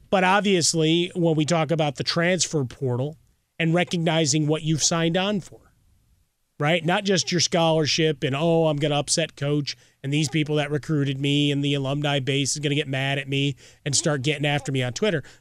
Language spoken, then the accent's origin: English; Chicago, Illinois, United States; growing up in Chicago